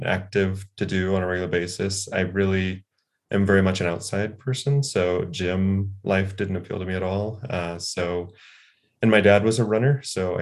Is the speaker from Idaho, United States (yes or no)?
no; Lincoln, Nebraska, United States; moved away as an adult; also born or lived in Novato, California; I grew up in the Midwest, in Lincoln, Nebraska, mostly. But ironically, I was born in Novato, in Marin County, California